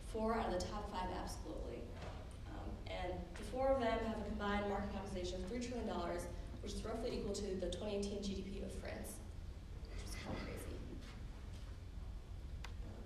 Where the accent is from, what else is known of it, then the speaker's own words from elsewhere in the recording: Connecticut, United States; my home state of Connecticut